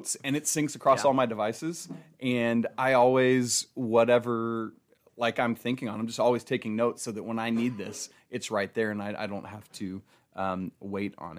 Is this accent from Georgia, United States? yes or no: yes; Atlanta, Georgia, United States; I grew up in Atlanta